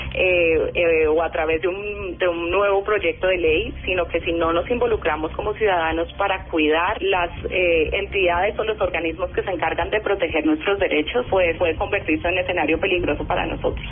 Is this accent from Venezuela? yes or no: no; Colombia; como colombiana